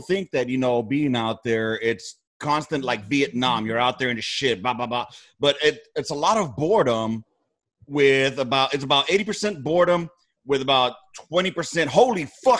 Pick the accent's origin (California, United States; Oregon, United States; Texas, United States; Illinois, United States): California, United States; Southern; I'm from SoCal, not fucking Central Cal or NorCal.